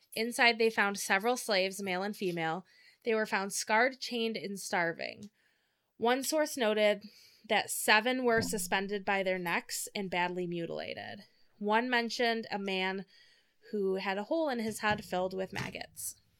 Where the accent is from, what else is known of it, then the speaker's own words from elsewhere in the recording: Michigan, United States; We're from Michigan